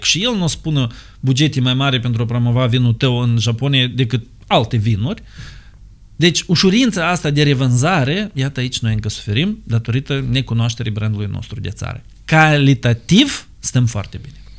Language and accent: Romanian; Moldova